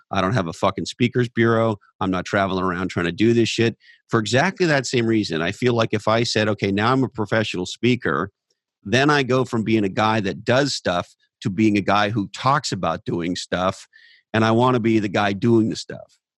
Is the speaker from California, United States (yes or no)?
yes; Silicon Valley, California, United States; growing up in Silicon Valley